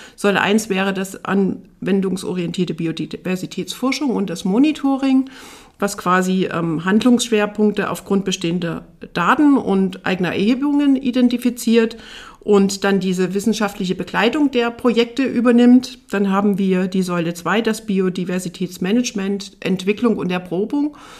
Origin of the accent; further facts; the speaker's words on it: near Dresden, Saxony, Germany; moved away as an adult; also born or lived in Tharandt, Saxony; now in Rhön, Germany; Da ist auch mein gebürtiger Hintergrund, also aus der Nähe von Dresden